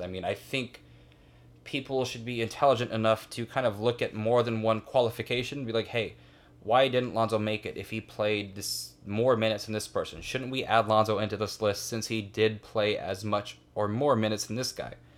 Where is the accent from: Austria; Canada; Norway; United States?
United States; Fresno, California; Fresno State, my hometown team